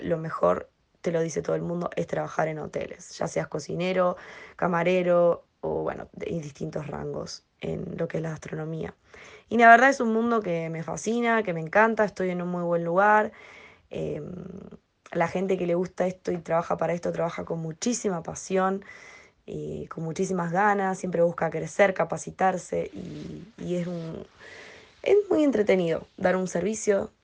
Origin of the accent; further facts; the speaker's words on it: Rosario, Santa Fe, Argentina; moved away as an adult; now in Madrid, Spain; soy rosarina y vivo actualmente en Madrid hace un año y medio